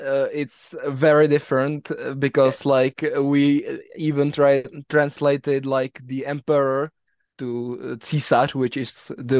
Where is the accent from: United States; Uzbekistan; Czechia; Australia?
Czechia; English is a second language; I'm from the Czech Republic